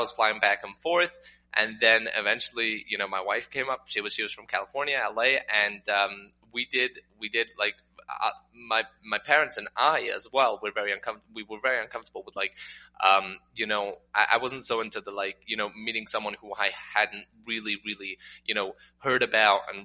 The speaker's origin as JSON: {"language": "English", "town": "Newcastle upon Tyne", "region": "North East England", "country": "United Kingdom", "tie": "born or raised there", "also_born_or_lived": "Manchester, England / New Jersey, United States / Israel", "first_language": "English", "moved": "as an adult", "lives_now": "Las Vegas, United States", "said": "I was born in Newcastle, England."}